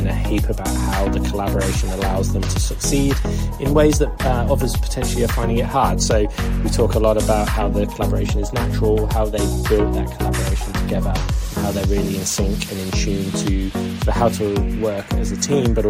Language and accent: English; England, United Kingdom; now in Sydney, Australia; I am an Englishman